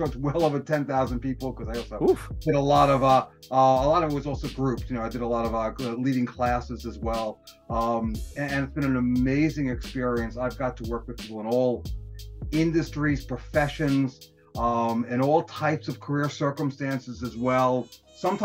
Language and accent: English; New York City, New York, United States; I was born and raised in the Bronx